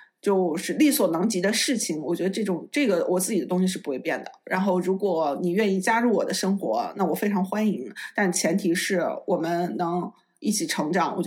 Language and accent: Chinese; Netherlands; Chinese is a second language; 作为我一个荷兰人来讲，我觉得荷兰语和挪威语有很多相近的地方。